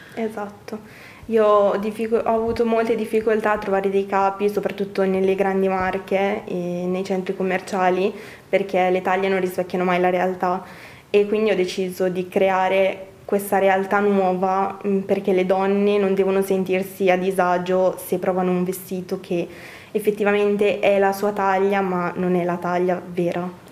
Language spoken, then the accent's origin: Italian; Brescia, Lombardy, Italy; dalla mia origine bresciana